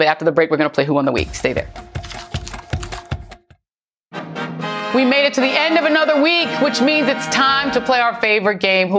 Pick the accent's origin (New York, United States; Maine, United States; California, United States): New York, United States; New York City; I'm from Brooklyn originally.